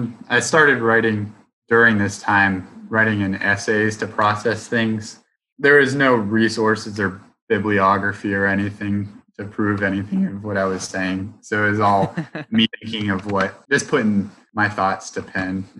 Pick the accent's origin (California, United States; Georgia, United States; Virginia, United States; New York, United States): Virginia, United States; Roanoke; growing up in Roanoke, the AT is so close